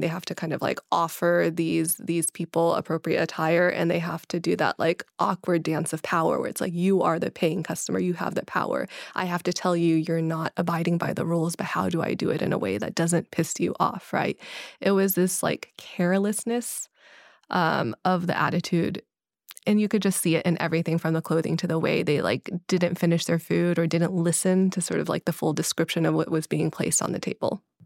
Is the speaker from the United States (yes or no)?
yes; Kentucky, United States; growing up in Kentucky